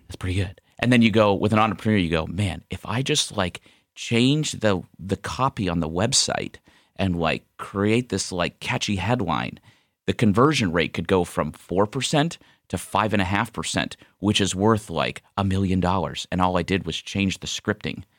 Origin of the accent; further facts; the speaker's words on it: Ohio, United States; moved away as an adult; also born or lived in Scottsdale, Arizona; we moved home back to Ohio from Scottsdale, where I'm originally from